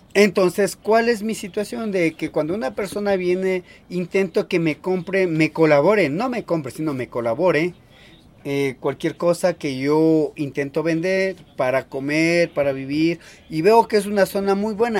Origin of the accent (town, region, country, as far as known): Salasaca, Tungurahua, Ecuador; first language Kichwa; Spanish is a second language